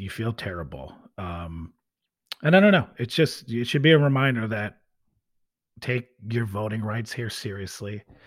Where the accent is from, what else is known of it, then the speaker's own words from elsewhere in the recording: United States; by being American